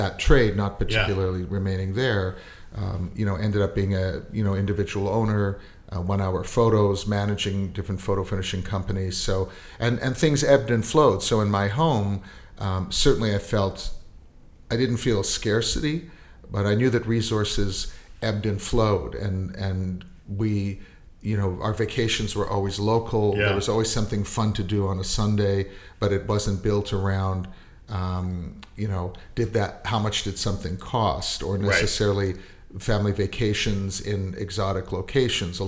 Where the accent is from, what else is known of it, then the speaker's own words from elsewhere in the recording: Winnipeg, Manitoba, Canada; I was born in Winnipeg